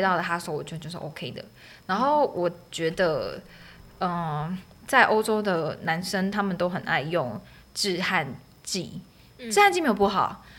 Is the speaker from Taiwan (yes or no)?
yes; Taiwan; 记忆我的家乡或是记忆台湾